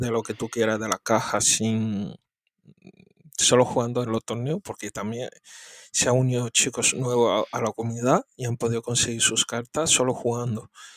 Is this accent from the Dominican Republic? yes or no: no; Spain; soy de España